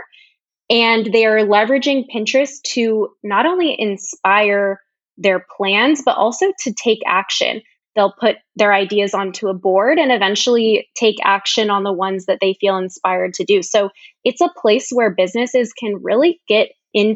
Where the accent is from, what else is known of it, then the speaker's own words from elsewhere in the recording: Sacramento, California, United States; I'm from Sacramento, California.